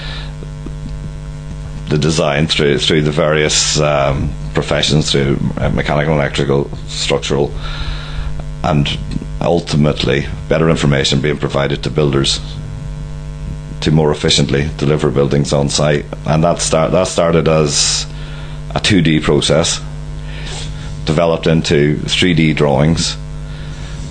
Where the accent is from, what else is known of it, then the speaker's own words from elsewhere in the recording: County Donegal, Ireland; moved away as an adult; also born or lived in Dundee / United Kingdom; growing up in Donegal